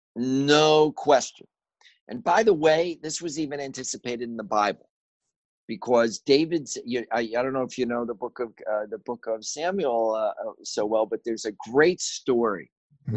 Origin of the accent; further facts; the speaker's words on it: Chicago, Illinois, United States; I grew up in Chicago.